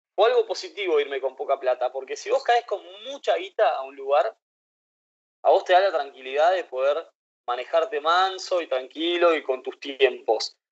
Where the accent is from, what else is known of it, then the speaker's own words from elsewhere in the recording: Buenos Aires, Argentina; moved away as an adult; also born or lived in Playa del Carmen; crecí en Buenos Aires